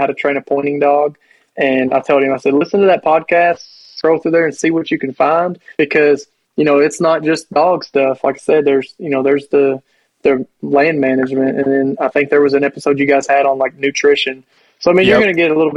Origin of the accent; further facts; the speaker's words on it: Kentucky, United States; I'm from Kentucky